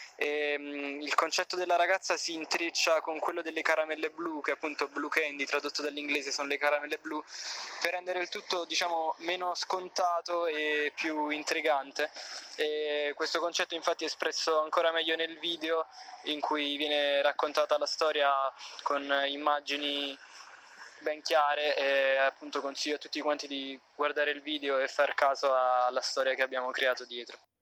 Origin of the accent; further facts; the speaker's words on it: Avellino, Campania, Italy; sono originario di Avellino